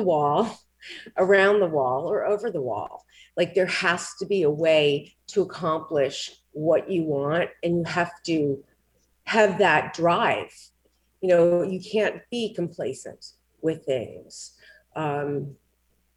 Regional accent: New Jersey, United States; moved away as an adult; also born or lived in Manhattan, New York / New Orleans, Louisiana / Long Island, New York; now in Santa Ynez, United States; Born in Manhattan, grew up in New Jersey, then lived in New Orleans, and then back to Manhattan and back to New Jersey. Then I ended up in Long Island

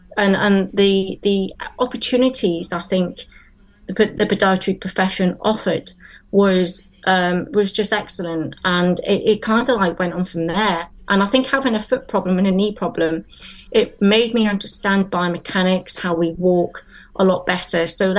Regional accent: South West England, United Kingdom; accent: Wenglish; also born or lived in Liverpool; now in Cardiff, United Kingdom; I've lived in Wales probably longer than I've lived in England, but I'm originally from Liverpool. I grew up near Bristol, and I went to university at Cardiff

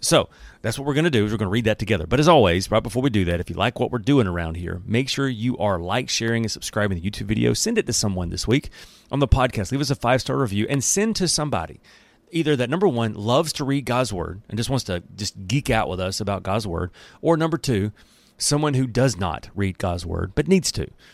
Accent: Alabama, United States; accent: country English; I'm from Alabama, so I'm doing my best not to speak in the country English

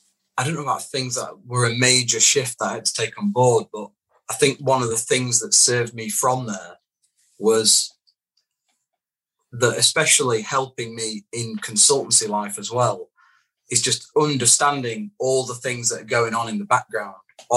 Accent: Doncaster, Yorkshire and the Humber, United Kingdom; also born or lived in Hook; I was actually born in Hook in Hampshire. I just don't sound like it because I moved when I was about five. But yeah, I'm from Doncaster.

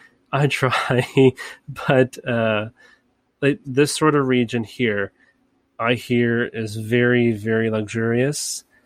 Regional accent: Canada; I'm glad that I'm Canadian

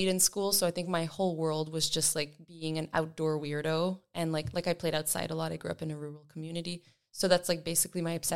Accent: Eastern Ontario, Canada; I'm from Eastern Ontario. Yeah. So the easternmost part. I grew up a border baby with Quebec

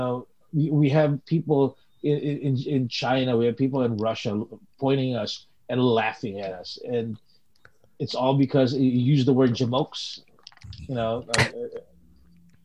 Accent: Philippines; moved away; you and I came from the Philippines

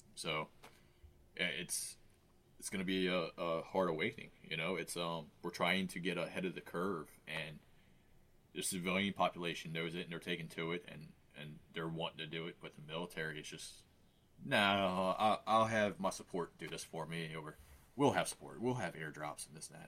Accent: West Virginia, United States; I'm from West Virginia

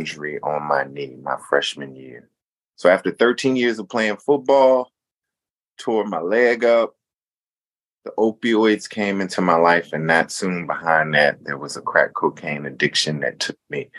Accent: Newport News, Virginia, United States; moved away; also born or lived in Boston; I am from Newport News, Virginia, a little town that birthed guys like Allen Iverson and Michael Vick.

